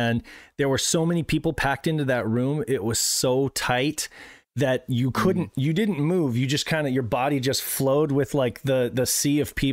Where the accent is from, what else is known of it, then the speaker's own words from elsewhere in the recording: Reno, Nevada, United States; we're from Reno